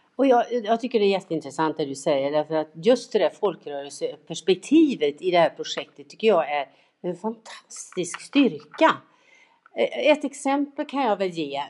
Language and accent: Swedish; Tidaholm, Västra Götaland, Sweden; mina gubbar i GIF där hemma i Tidaholm